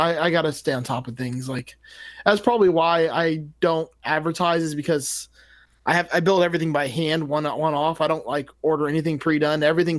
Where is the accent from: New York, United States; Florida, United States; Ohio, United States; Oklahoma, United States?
Florida, United States; Miami; moved away; although I don't live there currently, I am born and raised in Dade County, which is Miami